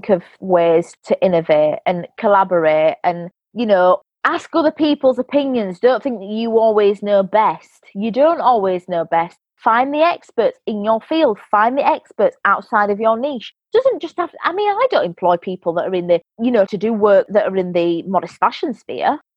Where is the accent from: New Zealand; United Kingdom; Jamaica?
United Kingdom; England; born there; Obviously, I'm English, half English, born here.